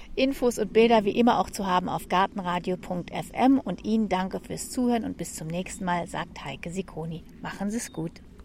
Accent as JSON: {"language": "German", "country": "Germany", "said": "Ich bin aus Deutschland"}